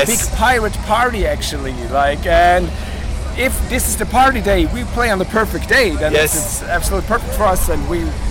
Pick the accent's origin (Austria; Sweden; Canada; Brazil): Austria; Like to be honest, we are from Austria